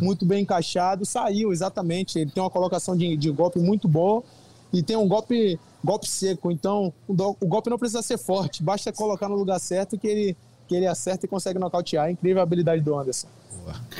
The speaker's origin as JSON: {"language": "Portuguese", "country": "Brazil", "said": "na minha terra, onde eu recebo a maior parte do, do carinho do público brasileiro, onde eu convivo, onde eu moro"}